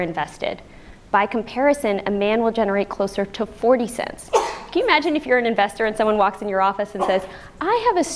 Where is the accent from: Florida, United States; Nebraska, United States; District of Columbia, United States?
District of Columbia, United States; Washington; I'm from Washington, D.C.